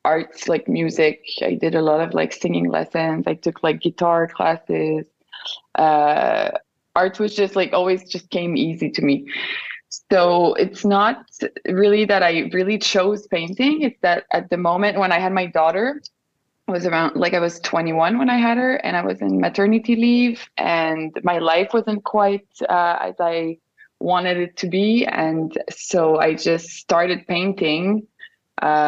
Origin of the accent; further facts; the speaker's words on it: Montreal, Quebec, Canada; accent: French; first language French; English is a second language; I have a French accent because I'm from Montreal, Canada. So my first language is French.